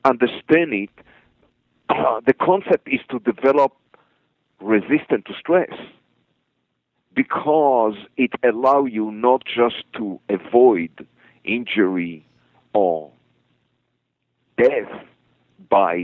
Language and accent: English; Israel; I'm native Israeli. I was born in Israel